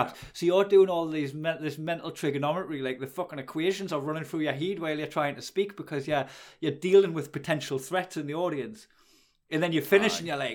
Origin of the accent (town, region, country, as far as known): Geordie, North East England, United Kingdom; accent: Geordie